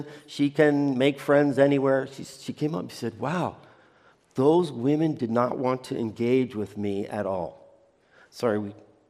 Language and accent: English; United States; moved away; also born or lived in Chile; I'm an American